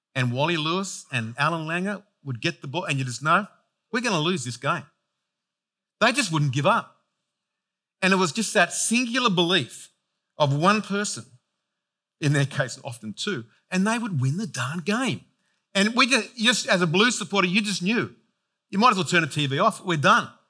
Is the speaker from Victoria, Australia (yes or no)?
no; Penrith, New South Wales, Australia; I was born in Penrith, raised in Penrith